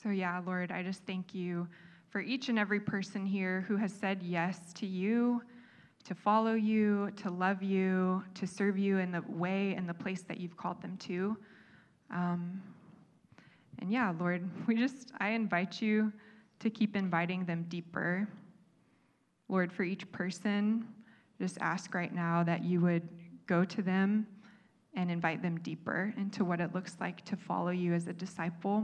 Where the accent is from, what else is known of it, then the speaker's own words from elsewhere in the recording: United States; moved away; also born or lived in Bali; us being American